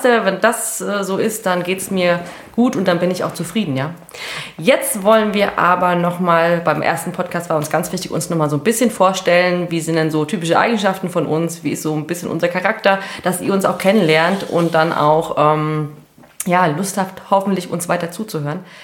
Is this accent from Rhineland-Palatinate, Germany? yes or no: no; Hesse, Germany; accent: Hessian; Wir sind ja aus Hessen